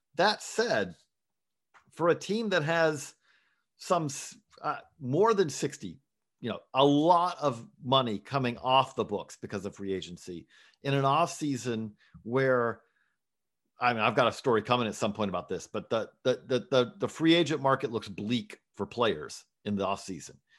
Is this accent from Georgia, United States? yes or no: yes; Georgia, United States; I grew up in Georgia